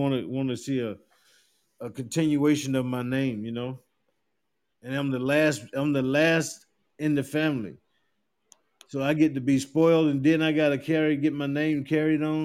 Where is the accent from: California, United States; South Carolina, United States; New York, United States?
South Carolina, United States; moved away; I'm from South Carolina, a little small town in South Carolina